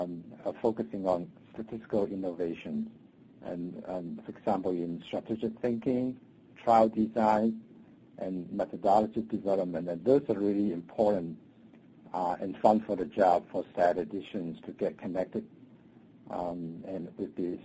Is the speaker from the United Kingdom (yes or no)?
no; Hong Kong; moved away as an adult; also born or lived in China / Minnesota, United States; now in United States; I was born in China and grew up in Hong Kong